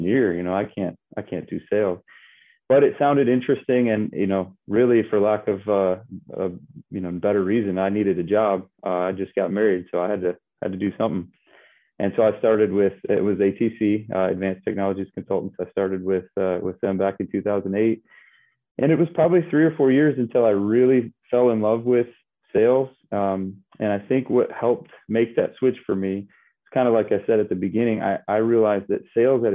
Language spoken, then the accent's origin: English; Michigan, United States; I grew up in Michigan